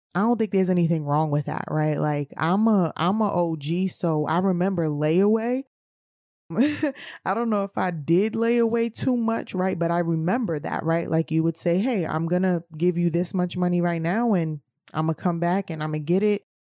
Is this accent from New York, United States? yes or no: yes; New York City, New York, United States; I grew up in New York City